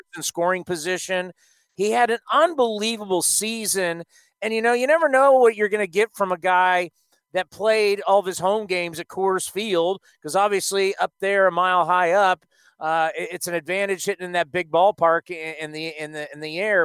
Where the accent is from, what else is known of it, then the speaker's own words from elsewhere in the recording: Southern California, United States; I grew up in Southern California